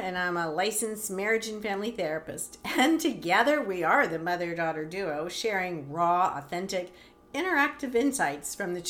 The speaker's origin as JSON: {"language": "English", "town": "Virginia Beach", "region": "Virginia", "country": "United States", "tie": "born or raised there", "said": "So I grew up in Virginia Beach, right around the corner from the Edgar Cayce Institute."}